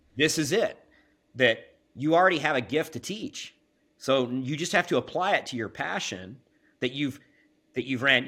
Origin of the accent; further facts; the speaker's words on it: Kansas, United States; I was born and raised in the Midwest. Uh, I'm a Kansas boy